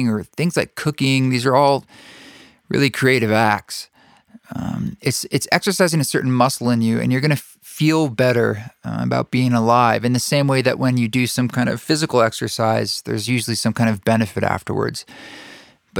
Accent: the Northwest, Pacific Northwest, United States; now in Utah, United States; growing up in the Northwest

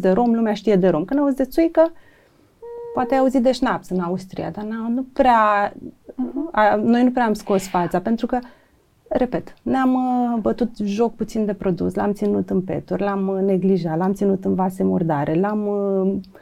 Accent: Ștefănești, Romania; eu am crescut la bunicii în Ștefănești

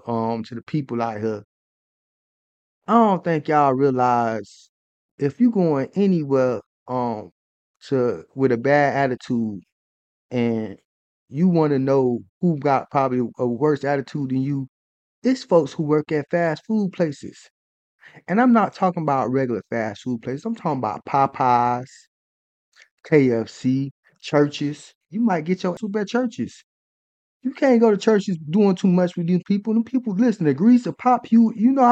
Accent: North Carolina, United States; I'm from North Carolina.

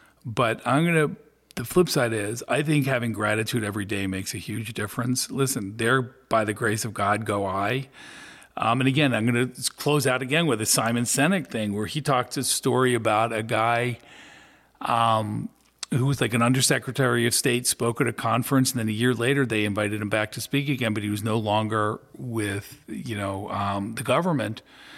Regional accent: Philadelphia, Pennsylvania, United States; Yeah, it had its moments, but I have some of the greatest friends and some of the greatest memories from being there.

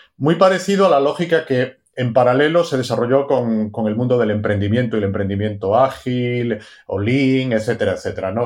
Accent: Galicia, Spain; estaba en Galicia, soy gallego

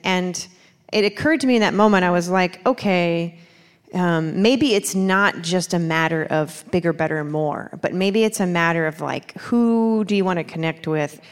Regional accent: Baltimore, Maryland, United States; moved away as an adult; now in North Carolina, United States; I'm, I'm from Baltimore

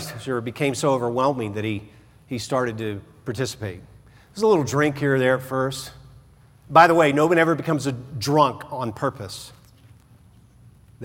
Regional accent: the South, United States; I remember growing up in the South

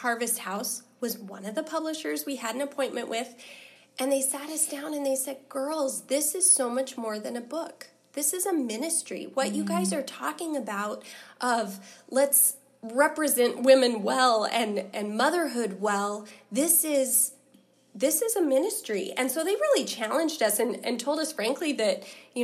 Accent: Portland, Oregon, United States; moved away as an adult; now in Alaska, United States; I grew up actually in the Pacific Northwest around the Portland area

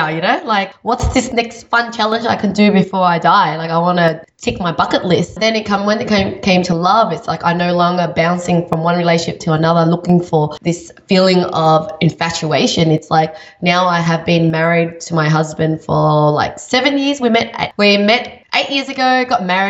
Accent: Vietnam; I was born in Vietnam.

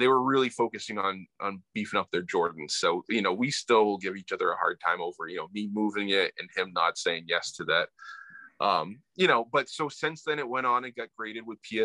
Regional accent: Plymouth, New Hampshire, United States; now in Springfield, United States; grew up, born and raised in New Hampshire, central New Hampshire, the White Mountains. So a little town called Plymouth

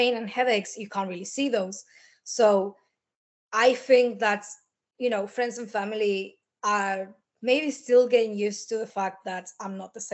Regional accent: Argentina; now in Liverpool, United Kingdom; I'm originally from Argentina and I live in Liverpool, UK

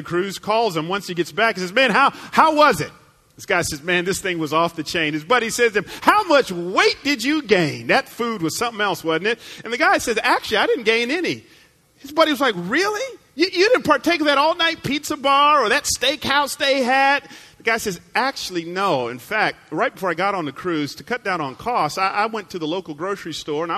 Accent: the Bible Belt, the South, United States; I grew up in the Bible Belt.

